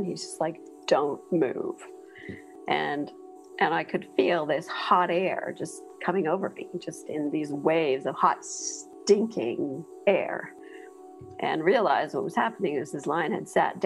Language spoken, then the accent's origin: English; Ontario, Canada; moved away as an adult; also born or lived in Oakville, Ontario / Kingston, Ontario; now in Botswana; I grew up in Ontario, Canada, just outside of Toronto